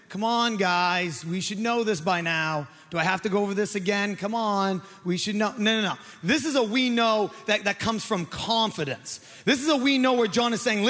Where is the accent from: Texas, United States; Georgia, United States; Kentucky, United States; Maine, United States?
Maine, United States; I'm from Maine